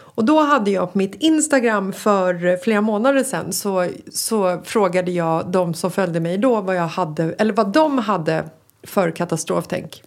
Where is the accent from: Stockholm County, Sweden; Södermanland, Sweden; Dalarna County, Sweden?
Stockholm County, Sweden; Stockholm; När jag var liten så växte jag upp i Bagarmossen